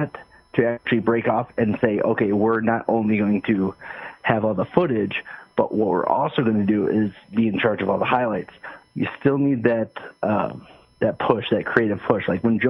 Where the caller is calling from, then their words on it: Michigan, United States; This is … from Michigan.